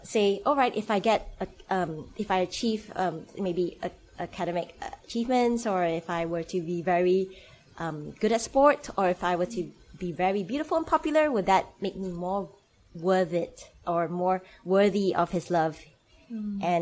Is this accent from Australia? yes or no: no; Malaysia; moved away; So I'm Malaysian, so I grew up in Malaysia.